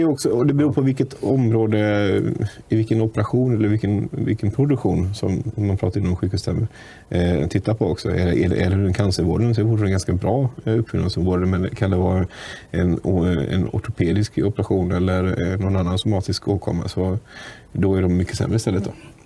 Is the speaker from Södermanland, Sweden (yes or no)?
no; Munkedal, Västra Götaland, Sweden; Jag är från Munkedals kommun och där är jag fullmäktiges ordförande